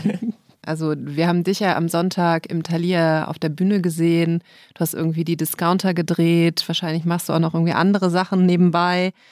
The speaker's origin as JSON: {"language": "German", "town": "Herford", "region": "North Rhine-Westphalia", "country": "Germany", "said": "Ich komme aus Herford bei Bielefeld."}